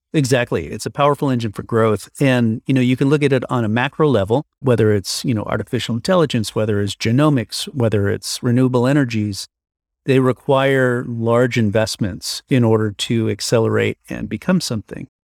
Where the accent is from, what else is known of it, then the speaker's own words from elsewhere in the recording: New York, United States; moved away as an adult; now in San Francisco, United States; originally I'm from New York, but now I live in San Francisco. I've been here for now 20 years